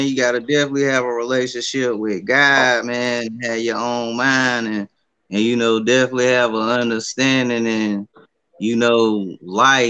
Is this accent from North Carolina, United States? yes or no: yes; Raleigh, North Carolina, United States; I'm 36, and I'm from Raleigh, North Carolina